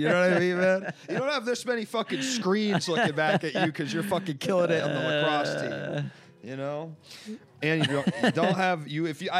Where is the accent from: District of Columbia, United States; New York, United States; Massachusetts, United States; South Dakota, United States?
District of Columbia, United States; Washington; moved away; also born or lived in Ohio; Growing up in Washington D.C.